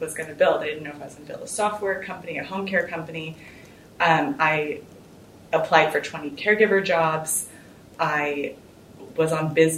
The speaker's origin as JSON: {"language": "English", "town": "Houston", "region": "Texas", "country": "United States", "said": "I'm from Houston, which is where we are today"}